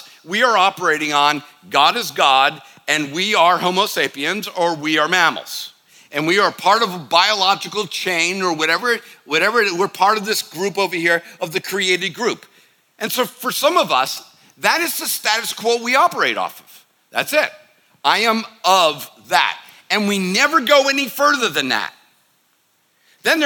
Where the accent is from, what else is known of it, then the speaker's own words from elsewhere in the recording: the North, United States; I'm from the North